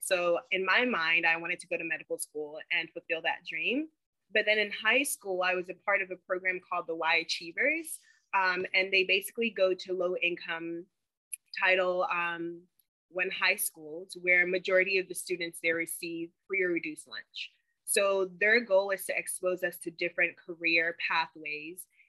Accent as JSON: {"language": "English", "town": "Charlotte", "region": "North Carolina", "country": "United States", "tie": "born or raised there", "also_born_or_lived": "Tema, Ghana / Chapel Hill, North Carolina", "moved": "yes", "lives_now": "Los Angeles, United States", "said": "I'm from Charlotte, North Carolina, but my family's originally from Ghana, West Africa. I actually moved to America when I was six years old from Ghana and um, went to school in uh, Charlotte in North Carolina"}